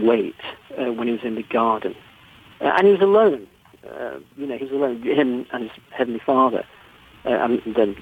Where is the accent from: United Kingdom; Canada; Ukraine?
United Kingdom; England; You can tell I'm English